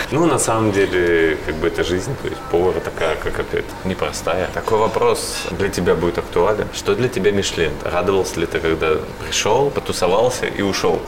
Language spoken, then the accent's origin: Russian; Saint Petersburg, Russia; я из Питера, да, у да, нас, да. да, у нас шаверма, а у вас шаурма в Москве